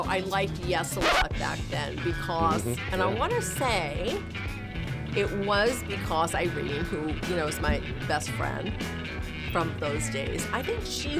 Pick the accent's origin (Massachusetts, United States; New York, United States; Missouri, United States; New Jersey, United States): New York, United States; Utica; moved away; growing up in Utica, New York